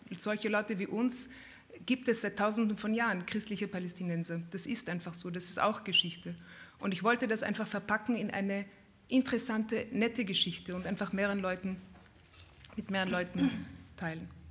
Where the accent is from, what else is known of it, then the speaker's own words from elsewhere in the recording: Vienna, Austria; meiner Kindheit in Wien. Ja, wir sind aufgewachsen in Wien in einer schönen Wohnung im siebten Bezirk